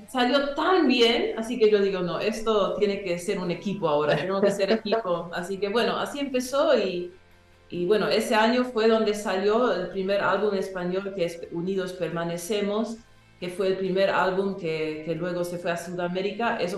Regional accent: Paraguay; first language English; Spanish is a second language; nací en Paraguay, pero nací hablando inglés en casa y alemán en la comunidad donde yo crecía, en la escuela, todo eso. Así que el español lo añadí después de esos lenguajes

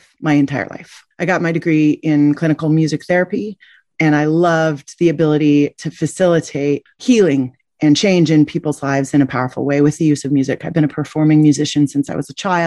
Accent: Alaska, United States; also born or lived in Nome, Alaska / Juneau, Alaska / Anchorage, Alaska; I was raised on the Bering Sea in Nome, Alaska, as well as Juneau, Alaska in the Tongass National Forest, until I was in high school, where my family then moved to Anchorage.

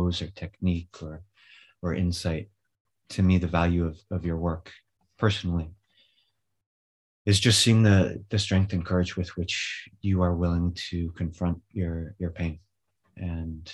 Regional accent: California, United States; moved away as an adult; also born or lived in Alaska; now in Spain; I grew up in California.

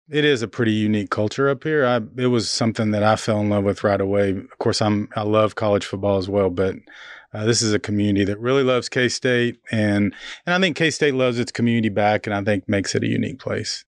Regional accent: Norman, Oklahoma, United States; now in Manhattan, Kansas, United States; I grew up in Norman, so you and I have that Oklahoma in common

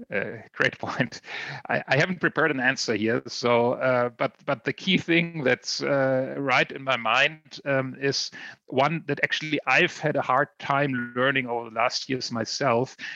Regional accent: Mainz, Rhineland-Palatinate, Germany; Biontech. Um, it's a company right out of here, my hometown

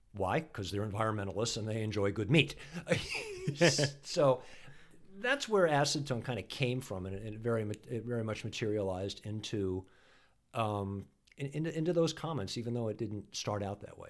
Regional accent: New Hampshire, United States; I grew up in New Hampshire

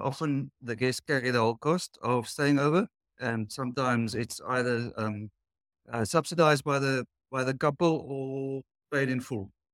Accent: Cape Town, Western Cape, South Africa; we're from the Cape Town in South Africa.

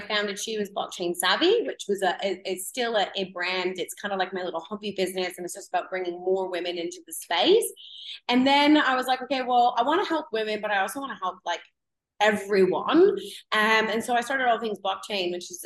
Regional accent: Canada; moved away; I'm originally from Canada, if anyone can hear my accent

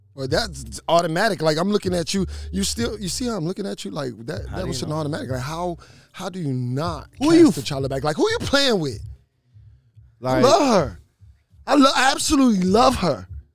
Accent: Florida, United States; I'm from Dade County.

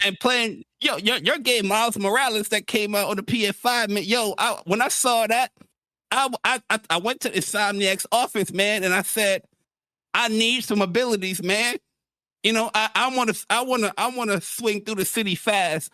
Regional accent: New York City, New York, United States; also born or lived in Bronx; grew up in Queens

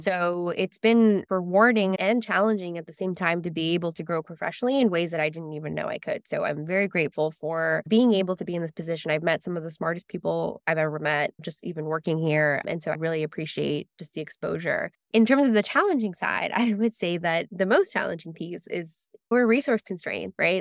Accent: Los Angeles, California, United States; also born or lived in San Francisco; I grew up in Los Angeles, first generation Mexican-American

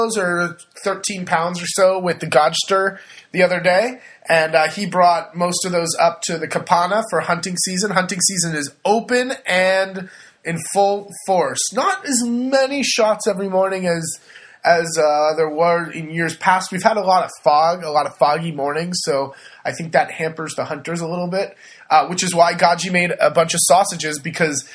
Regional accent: California, United States; moved away as an adult; now in Le Marche, Italy; I'm from California

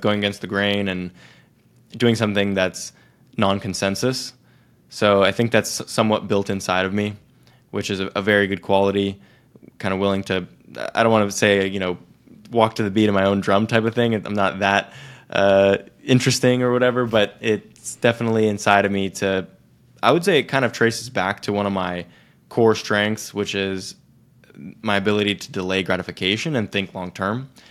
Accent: Silicon Valley, California, United States; growing up in Silicon Valley

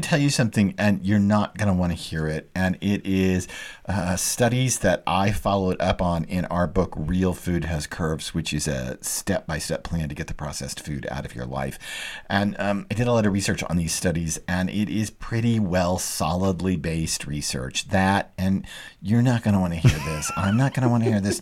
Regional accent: Dallas, Texas, United States; moved away; also born or lived in New York City; I grew up in Dallas, a long way from any water

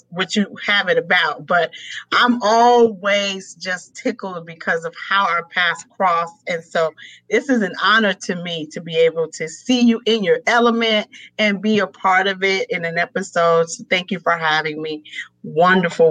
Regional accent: New York City, New York, United States; I was raised in New York City during the heart of the crack epidemic

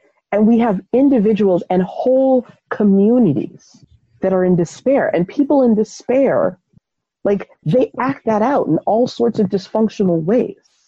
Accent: United States; living as an American

